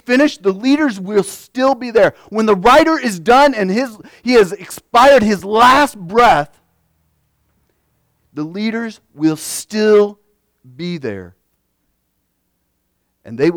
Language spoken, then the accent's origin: English; United States; we as Christian Americans